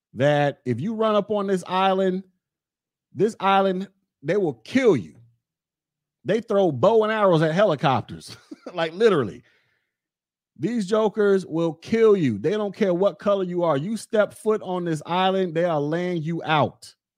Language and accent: English; United States; I'm American.